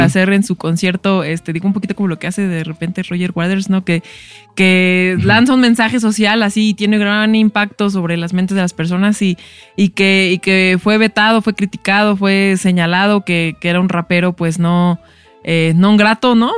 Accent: Mexico; somos los mexicanos en, Estados Unidos

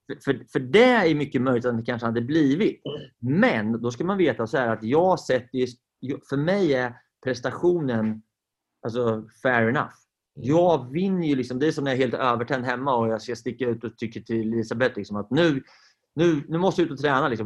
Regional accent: Sweden; Vi är ju svenskar

